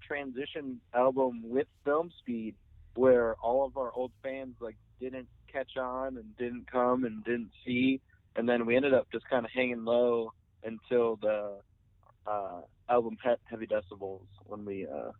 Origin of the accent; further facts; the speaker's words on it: Detroit, Michigan, United States; because we came from Detroit. We didn't really know anyone, and we didn't have like fans.